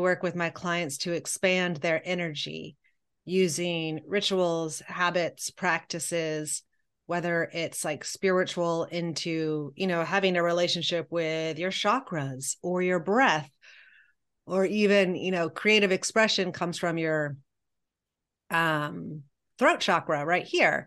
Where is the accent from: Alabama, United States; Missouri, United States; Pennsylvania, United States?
Missouri, United States; Columbia; I grew up in Columbia, Missouri